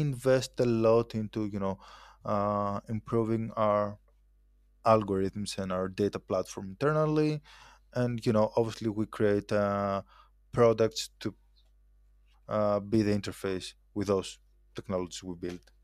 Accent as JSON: {"language": "English", "town": "Athens", "region": "Attica", "country": "Greece", "tie": "born or raised there", "also_born_or_lived": "Dubai", "moved": "as an adult", "said": "I was born and raised in Athens, uh, in Greece."}